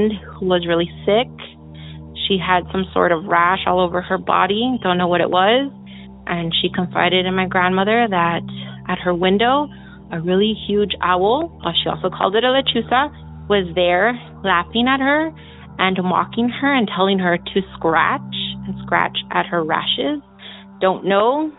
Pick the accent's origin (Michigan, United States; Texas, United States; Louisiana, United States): Texas, United States; where I'm from, also from Texas